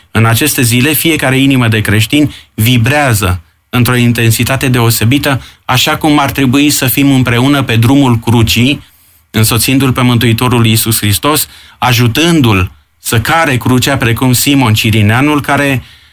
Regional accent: Ploiești, Prahova, Romania; now in Bucharest, Romania; aici, în sudul țării, unde eu sunt ploieștean

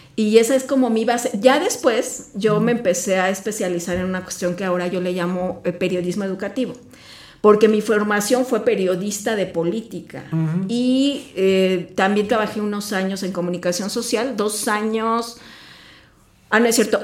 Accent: Mexico City, Mexico; now in Querétaro, Mexico; yo crecí en la Ciudad de México.

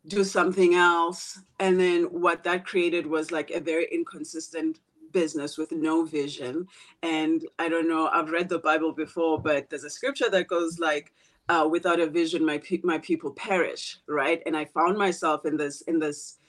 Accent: South Africa; moved away as an adult; also born or lived in South Korea / Malaysia / Thailand / Philippines; now in Seattle, United States; I'm from a small village town in South Africa. And the story of being raised by a poor priest

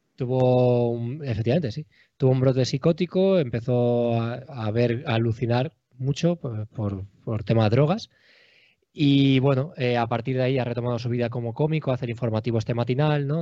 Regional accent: Alicante, Valencian Community, Spain; moved away as an adult; also born or lived in Madrid / Cuenca / Jaén / Albacete; now in Valencia, Spain; Pues yo soy de Alicante ciudad y vivo en Valencia ciudad.

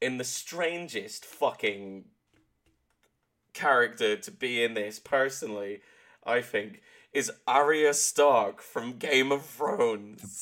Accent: Exmouth, South West England, United Kingdom; also born or lived in Exeter; my hometown of Exmouth

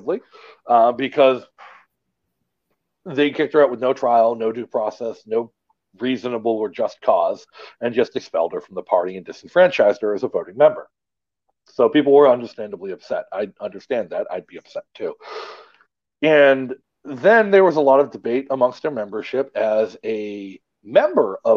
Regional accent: Massachusetts, United States; moved away; I'm much more familiar with Massachusetts than I am with Delaware because I grew up in Massachusetts

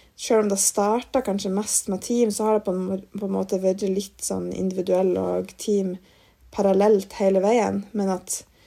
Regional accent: Mosjøen, Nordland, Norway; moved away as an adult; now in Trondheim, Norway; jeg bodde et halvt år i Mosjøen, der jeg kommer fra

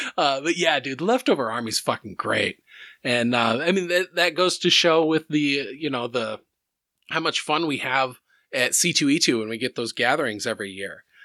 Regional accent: Iowa, United States; we growing up in Iowa

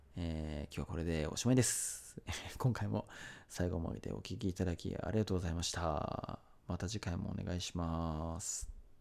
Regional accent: Zama, Kanagawa, Japan; 僕、生まれも育ちも神奈川県座間市なんですけど

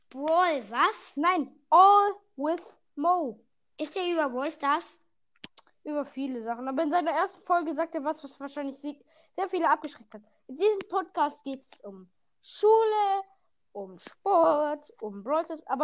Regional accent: Baden-Württemberg, Germany; ich, ich komme aus Baden-Württemberg. Mehr darf ich nicht sagen.

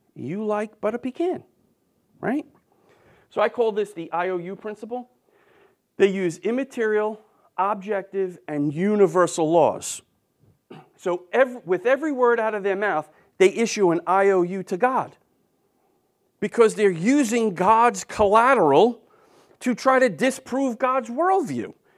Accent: New York, United States; I'm from New York.

